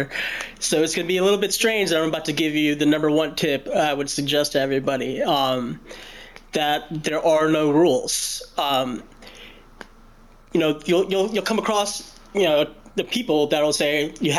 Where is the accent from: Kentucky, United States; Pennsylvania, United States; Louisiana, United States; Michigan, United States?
Kentucky, United States; Louisville; I was born in Louisville, Kentucky, and it's where I reside now